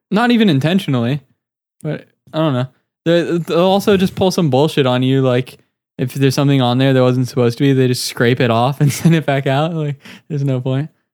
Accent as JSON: {"language": "English", "country": "United States", "said": "I'm an American"}